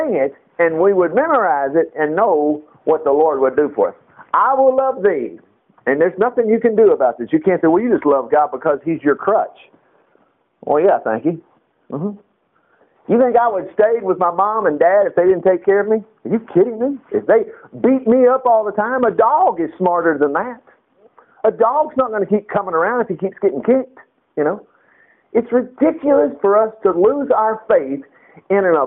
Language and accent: English; United States; an American